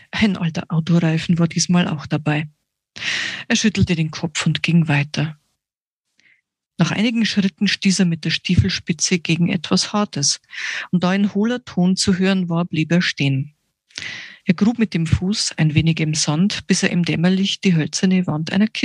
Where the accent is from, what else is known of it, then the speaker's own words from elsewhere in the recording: Regensburg, Bavaria, Germany; Ich komme aus Regensburg, bin 47 Jahre alt.